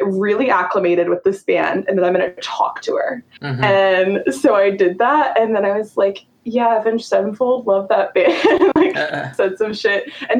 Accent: North Carolina, United States; because I'm from North Carolina and I didn't know any gay people.

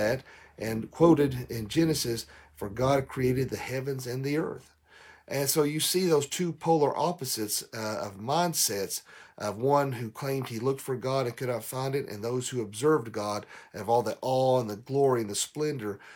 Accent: the South, United States; I'm from the South.

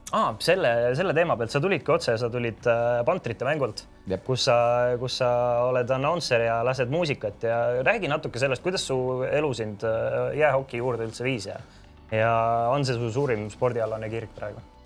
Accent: Tallinn, Harju County, Estonia; Mustamäe poisina

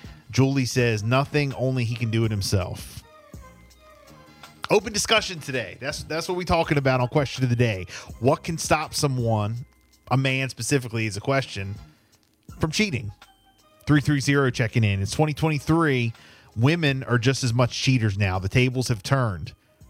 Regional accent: Louisiana, United States; One simple reason, I'm from Louisiana.

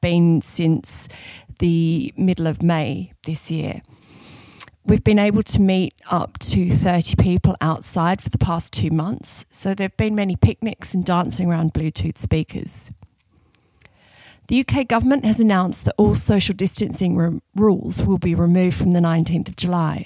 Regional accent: Sydney, New South Wales, Australia; moved away as an adult; now in London, United Kingdom; I'm originally from Sydney, Australia, but have been based in London since 2008.

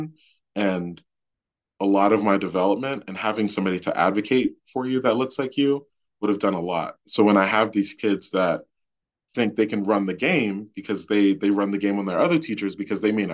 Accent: Baltimore, Maryland, United States; growing up in Baltimore, like the student population looked like me.

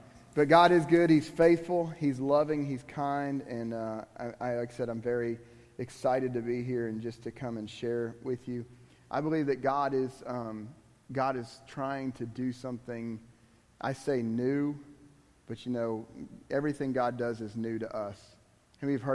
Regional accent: Miami, Florida, United States; I'm from Miami.

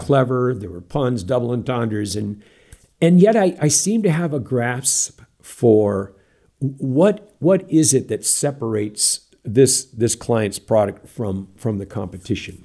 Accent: Santa Rosa, California, United States; moved away; also born or lived in Southern Oregon; I grew up in Santa Rosa, California

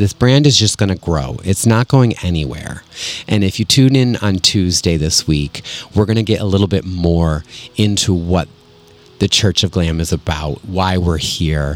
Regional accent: Connecticut, United States; Connecticut, my home state, Connecticut.

